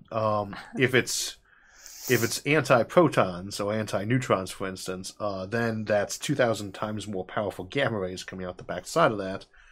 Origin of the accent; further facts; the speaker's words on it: Midwest, United States; I come from the Midwest and I'm in a rural area